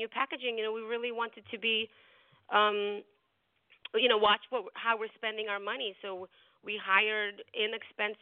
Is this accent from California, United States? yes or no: no; New York, United States; also born or lived in Russia; I grew up in New York